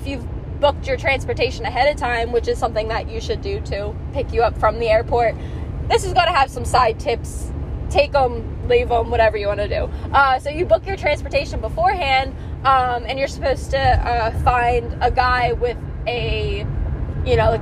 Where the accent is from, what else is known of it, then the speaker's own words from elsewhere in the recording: East Coast, United States; we're from the East Coast